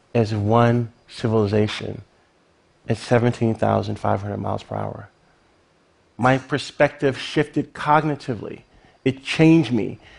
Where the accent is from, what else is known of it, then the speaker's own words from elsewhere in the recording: Lynchburg, Virginia, United States; Lynchburg, Virginia, my hometown